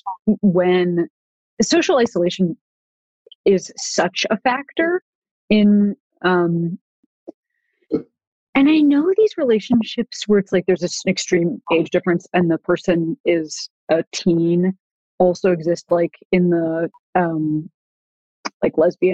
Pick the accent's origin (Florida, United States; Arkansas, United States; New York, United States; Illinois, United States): Illinois, United States; Chicago; now in Los Angeles, United States; growing up in Chicago